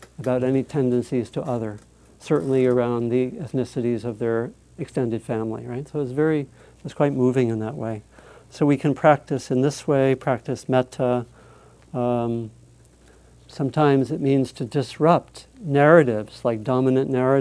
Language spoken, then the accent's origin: English; East Coast, United States; I was born on the East Coast